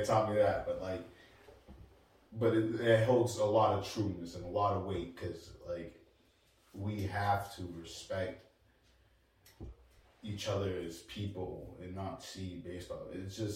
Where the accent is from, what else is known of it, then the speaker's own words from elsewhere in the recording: New Bedford, Massachusetts, United States; we come from New Bedford